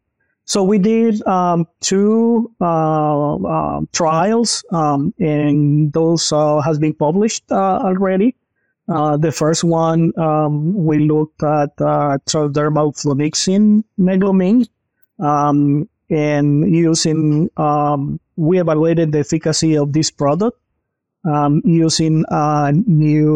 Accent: Honduras; moved away as an adult; also born or lived in North Carolina, United States; now in Columbia, Missouri, United States; I am originally comes from Honduras. I came to the U.S. In 2012

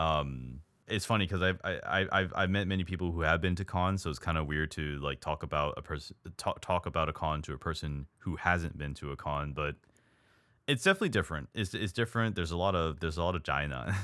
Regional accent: United States; I'm an American

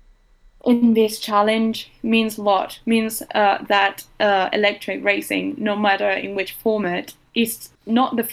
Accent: Uruguay; I am from Uruguay

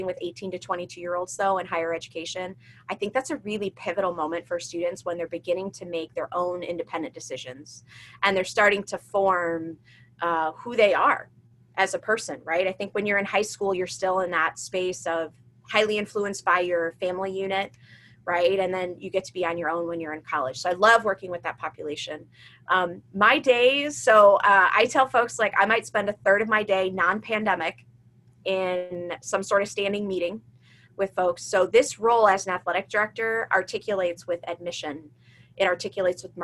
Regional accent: Chicago suburbs, Illinois, United States; also born or lived in Ohio; I grew up in the Chicago suburbs

